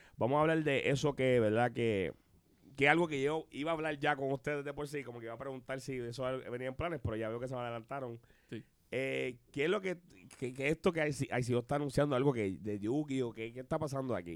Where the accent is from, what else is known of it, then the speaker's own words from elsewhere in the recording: Puerto Rico; somos puertorriqueños